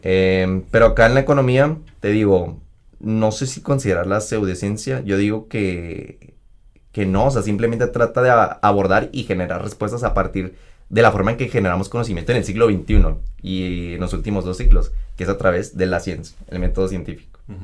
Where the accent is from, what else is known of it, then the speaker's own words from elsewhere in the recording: Mexico; es el lugar donde primero crecí, donde nací